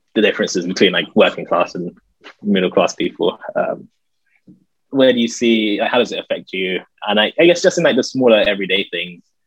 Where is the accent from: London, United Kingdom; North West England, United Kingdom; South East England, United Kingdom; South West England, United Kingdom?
London, United Kingdom; also born or lived in Guildford; I grew up in North London